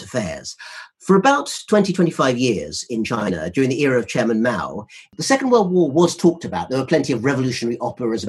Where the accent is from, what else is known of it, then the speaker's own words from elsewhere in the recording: United Kingdom; we're both British